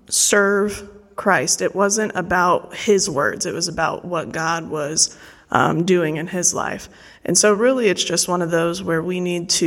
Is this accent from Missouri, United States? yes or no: no; Colorado, United States; moved away; I'm originally from Colorado